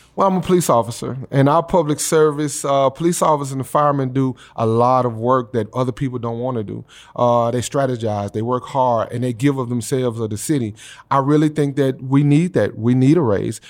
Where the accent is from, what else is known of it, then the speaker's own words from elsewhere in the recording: Memphis, Tennessee, United States; I'm a guy that's, uh, homegrown. from Memphis, Tennessee. I grew up in District Eight